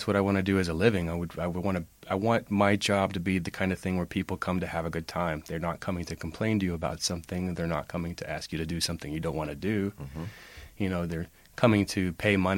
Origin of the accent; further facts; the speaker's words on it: Amarillo, Texas, United States; moved away as an adult; also born or lived in Nashville, Tennessee; now in United Kingdom; I grew up in Amarillo, Texas, and I grew up in a family of musicians